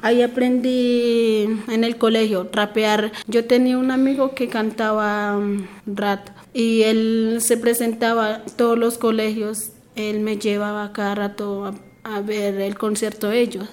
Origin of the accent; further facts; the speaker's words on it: Bogotá, Colombia; Spanish is a second language; also born or lived in Chocó; yo terminé en bachillerato acá, mis estudios terminé acá, acá en Bogotá